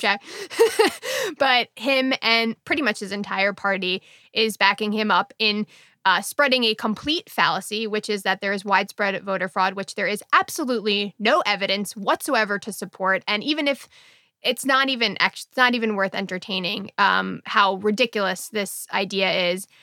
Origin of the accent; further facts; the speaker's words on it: United States; as an American